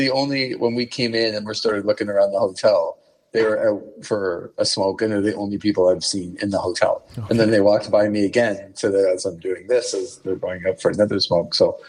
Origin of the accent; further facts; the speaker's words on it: Canada; I'm from Canada.